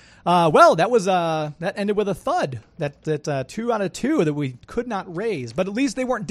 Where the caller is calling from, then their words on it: St. Louis, Missouri, United States; We're in St. Louis. We do a live radio show every Saturday called Geek to Me Radio.